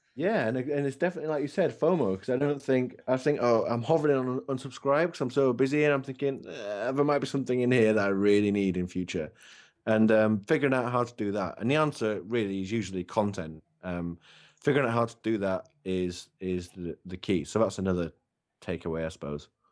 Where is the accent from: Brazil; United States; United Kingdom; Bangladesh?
United Kingdom; England; I'm English